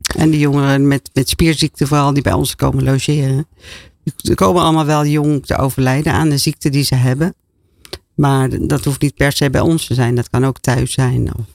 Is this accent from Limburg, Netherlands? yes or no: yes; Roermond, Limburg, Netherlands; Ik ben opgegroeid in eh, Roermond, in Midden-Limburg, als jongste van een groot gezin.